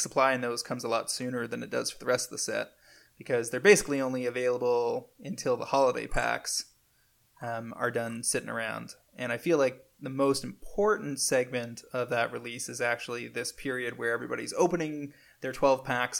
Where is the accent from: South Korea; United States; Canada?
Canada; Do you guys have coffee? I'm from Canada and I can't find it important.